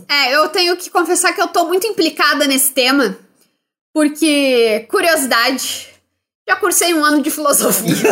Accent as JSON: {"language": "Portuguese", "country": "Brazil", "said": "Sendo brasileiro"}